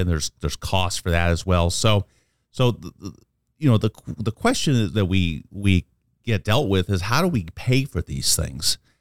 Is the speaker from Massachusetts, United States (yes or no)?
no; Omaha, Nebraska, United States; I'm a lifer from, born and raised in Omaha.